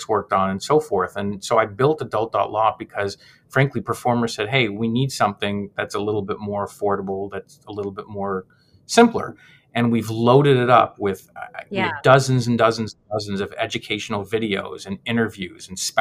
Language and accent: English; Montreal, Quebec, Canada; I'm actually was born in Montreal. I'm Canadian myself